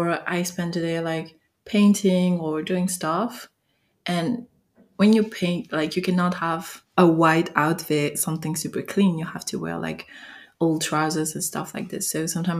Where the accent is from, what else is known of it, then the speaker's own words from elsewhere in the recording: France; accent: French; English is a second language; I'm French, so sorry for my accent.